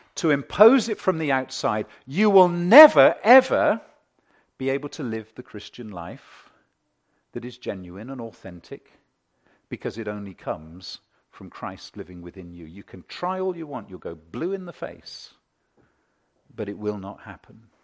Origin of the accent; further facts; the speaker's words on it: United Kingdom; I'm British.